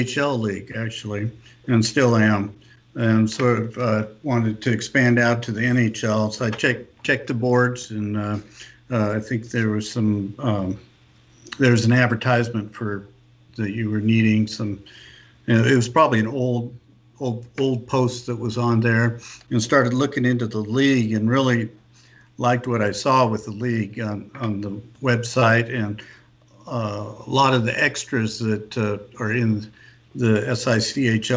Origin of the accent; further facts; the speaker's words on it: Tumwater, Washington, United States; moved away; also born or lived in Oregon / Northern California; I grew up in Tumwater, Washington, home of the Olympia Brewing Company